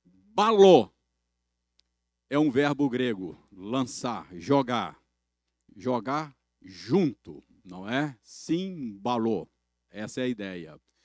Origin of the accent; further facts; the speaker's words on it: Minas Gerais, Brazil; como bons mineiros